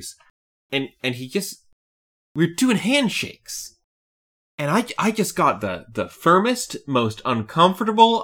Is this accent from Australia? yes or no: no; Canada; I'm Canadian